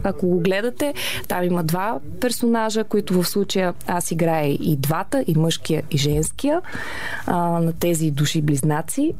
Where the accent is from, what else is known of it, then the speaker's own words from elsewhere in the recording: Varna, Varna Province, Bulgaria; Аз а, съм от Варна